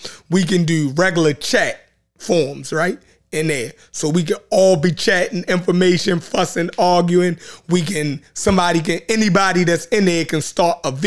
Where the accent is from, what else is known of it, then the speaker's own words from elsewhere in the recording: Baltimore, Maryland, United States; accent: Baltimore; Baltimore accent